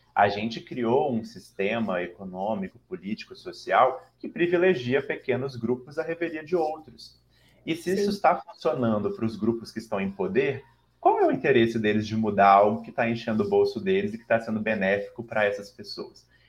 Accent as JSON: {"language": "Portuguese", "town": "Belo Horizonte", "region": "Minas Gerais", "country": "Brazil", "accent": "mineiro", "moved": "as an adult", "lives_now": "São Paulo, Brazil", "said": "eu sou mineiro de BH. Talvez o meu sotaque já me entregue, apesar de morar cinco anos e meio em São Paulo, né? Minas nunca vai sair de mim"}